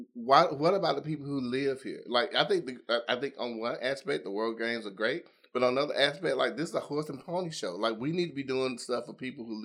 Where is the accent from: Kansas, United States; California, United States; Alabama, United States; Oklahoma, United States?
Alabama, United States; Dolomite; I'm 52. I graduated high school in 1985. I went to Pleasant Grove High School because I grew up in Dolomite.